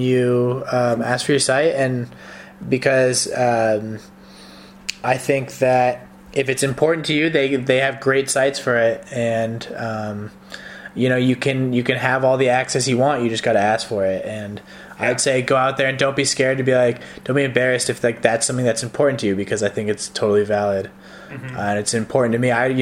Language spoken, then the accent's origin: English; California, United States; also born or lived in Connecticut; I'm a California guy.